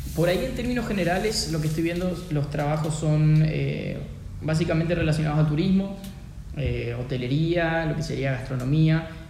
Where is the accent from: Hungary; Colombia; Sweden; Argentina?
Argentina; siendo argentino